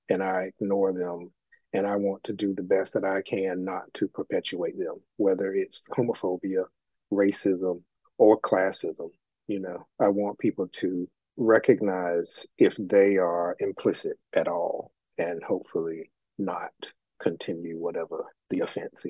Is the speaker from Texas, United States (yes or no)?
no; Elizabeth City, North Carolina, United States; my hometown of Elizabeth City, North Carolina